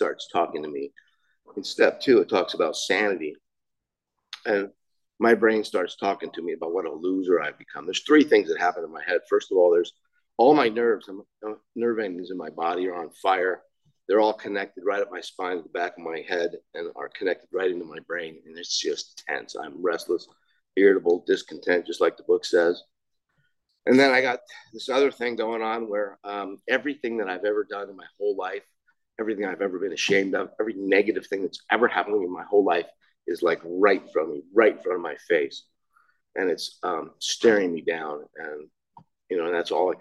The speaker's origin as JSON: {"language": "English", "town": "Laguna Niguel", "region": "California", "country": "United States", "tie": "born or raised there", "said": "I grew up right here in Laguna Niguel."}